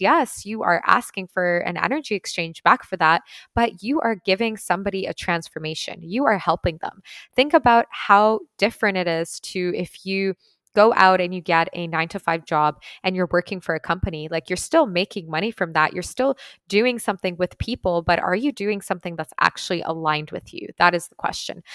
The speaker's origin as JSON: {"language": "English", "country": "Ukraine", "moved": "yes", "said": "I'm actually from Ukraine originally, so my family is there right now"}